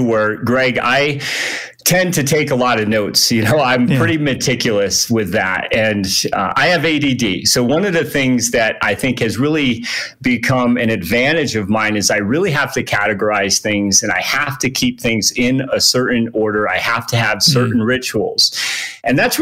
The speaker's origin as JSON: {"language": "English", "region": "Connecticut", "country": "United States", "tie": "born or raised there", "also_born_or_lived": "San Diego, California / Flagstaff, Arizona", "moved": "as an adult", "lives_now": "Reno, United States", "said": "I originally grew up back east in Connecticut, but I came out west"}